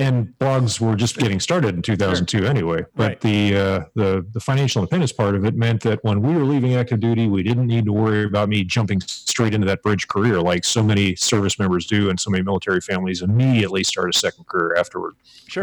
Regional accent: Pittsburgh, Pennsylvania, United States; moved away as an adult; now in Hawaii, United States; I grew up outside of Pittsburgh, Pennsylvania

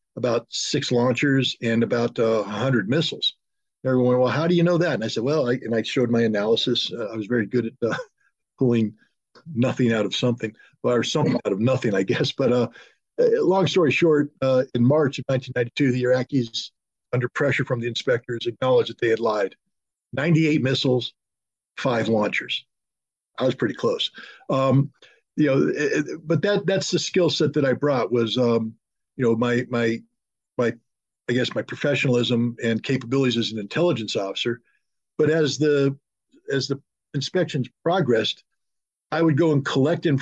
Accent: United States; as an American

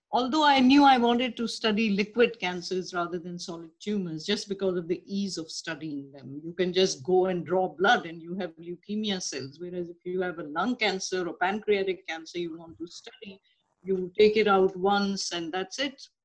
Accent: Karachi, Sindh, Pakistan; moved away as an adult; now in New York, United States; I was uh, born and raised in Karachi, Pakistan

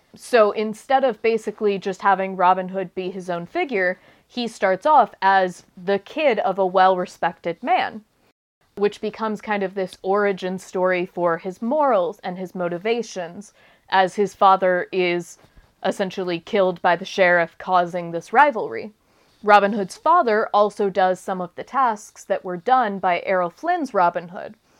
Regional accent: United States

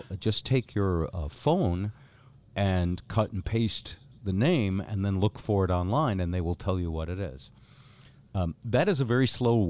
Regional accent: United States; also born or lived in North Bend / Vermont; I'm a guy from North Bend and from Vermont

